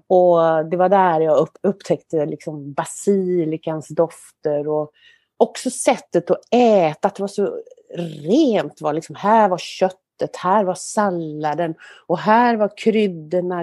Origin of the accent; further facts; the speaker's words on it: Kungälv, Västra Götaland, Sweden; moved away; also born or lived in Mölndal / Marstrand / Stockholm; Men uppvuxen då mina första år i Kungälv